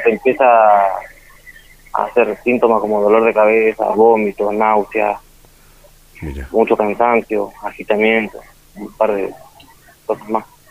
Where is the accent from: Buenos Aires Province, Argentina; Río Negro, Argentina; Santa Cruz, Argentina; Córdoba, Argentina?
Santa Cruz, Argentina; Perito Moreno; born or raised there